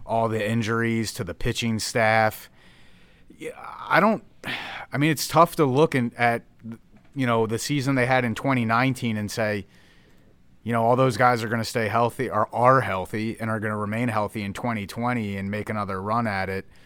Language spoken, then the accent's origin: English; Philadelphia, Pennsylvania, United States; moved away; I grew up in Philadelphia, so I'm a diehard Phillies fan at heart